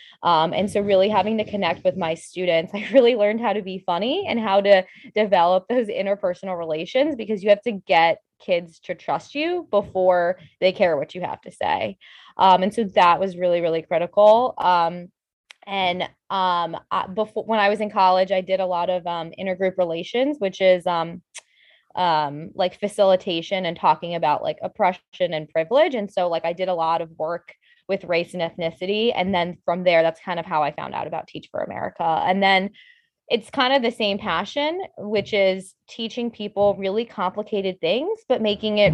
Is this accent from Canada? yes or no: no; Bethesda, Maryland, United States; also born or lived in Michigan / Chicago; I'm from Bethesda, you know, born and raised here.